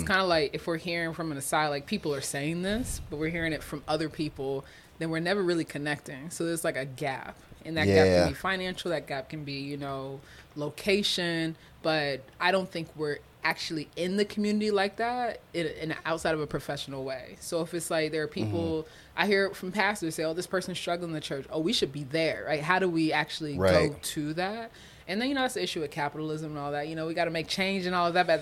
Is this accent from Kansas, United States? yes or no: no; Florida, United States; now in Iowa, United States; I'm from Florida